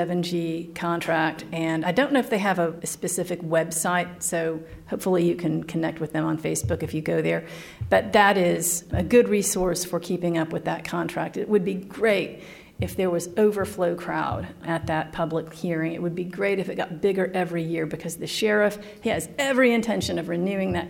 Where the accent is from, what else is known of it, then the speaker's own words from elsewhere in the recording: East Tennessee, United States; I grew up in East Tennessee.